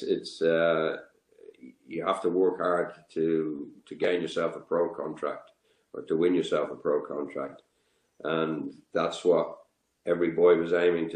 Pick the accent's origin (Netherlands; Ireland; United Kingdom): Ireland; Dublin, Leinster; I'm from Whitehall, Northside Dublin